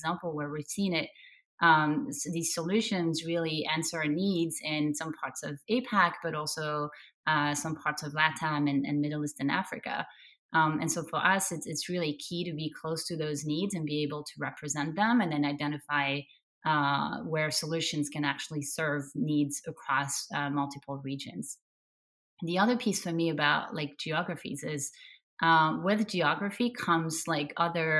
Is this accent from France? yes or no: yes; France; now in United States; I'm originally from France and have lived in the US for a while.